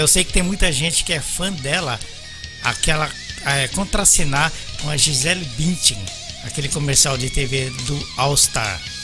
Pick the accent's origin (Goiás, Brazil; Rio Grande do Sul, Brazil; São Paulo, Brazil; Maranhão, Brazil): São Paulo, Brazil; moved away; also born or lived in Belo Horizonte; Eu sou paulista da, da Zona Leste